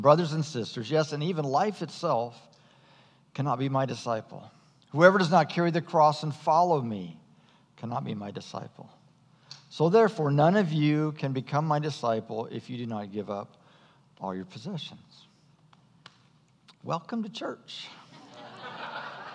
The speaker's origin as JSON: {"language": "English", "country": "United States", "said": "American Christians"}